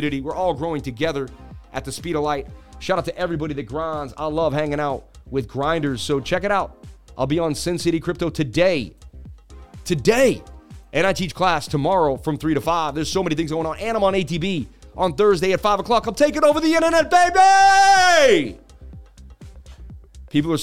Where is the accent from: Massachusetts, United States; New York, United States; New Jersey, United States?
Massachusetts, United States; Boston; I'm from Boston, Mass